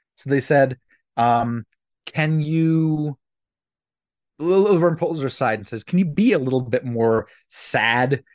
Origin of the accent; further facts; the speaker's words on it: Philadelphia, Pennsylvania, United States; when I was growing up in Philadelphia